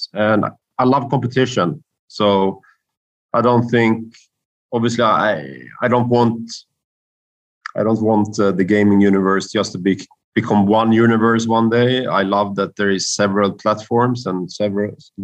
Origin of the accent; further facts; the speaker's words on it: Karlstad, Värmland, Sweden; here to Sweden and to my hometown